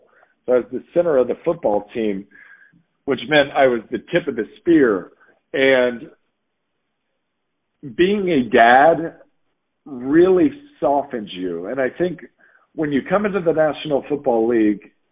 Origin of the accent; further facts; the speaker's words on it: Indiana, United States; I'm from Indiana